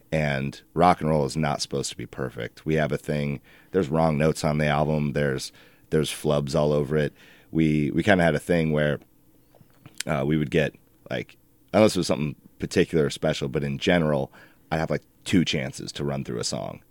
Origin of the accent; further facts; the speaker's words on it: Alaska, United States; moved away as an adult; now in Portland, United States; we, … and I, the singer, we were raised in Alaska. We lived there